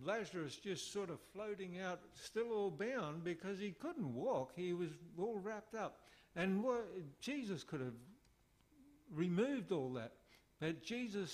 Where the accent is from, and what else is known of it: Australia; moved away; also born or lived in Philippines